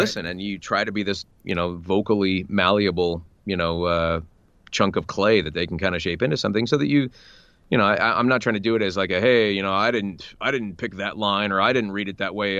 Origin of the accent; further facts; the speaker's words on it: United States; getting to voice Captain America as an American